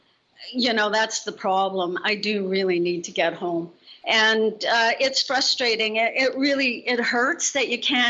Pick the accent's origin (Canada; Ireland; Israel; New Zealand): Canada; moved away as an adult; now in Mexico; I'm calling from Mexico, but I am Canadian.